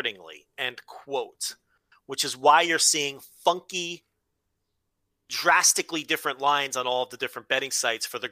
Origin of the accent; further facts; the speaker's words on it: New Jersey, United States; growing up in New Jersey